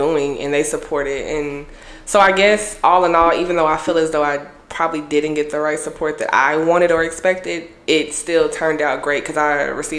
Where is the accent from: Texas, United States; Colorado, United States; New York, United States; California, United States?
Texas, United States; Austin; I am based out of Austin, Texas. This is my hometown. I'm a true Austinite.